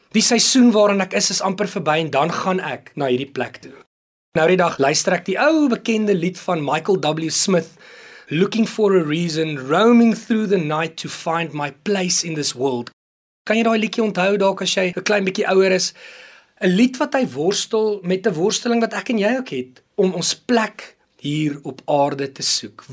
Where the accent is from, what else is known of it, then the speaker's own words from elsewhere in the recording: South Africa; ons is Suid-Afrikaners